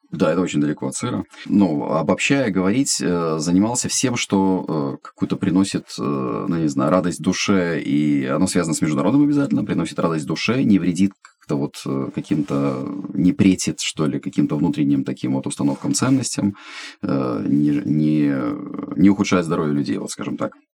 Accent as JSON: {"language": "Russian", "country": "Estonia", "also_born_or_lived": "Ukraine", "moved": "as an adult", "lives_now": "Kyiv, Ukraine", "said": "я эстонец, живу в Украине 18 лет"}